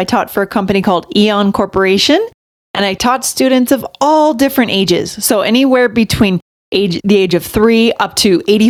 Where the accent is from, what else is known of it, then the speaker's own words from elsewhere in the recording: New Hampshire, United States; moved away as an adult; also born or lived in Virginia / Tokyo, Japan / New York City / Boston; now in Colorado, United States; I'm from the Northeast, I'm from New Hampshire.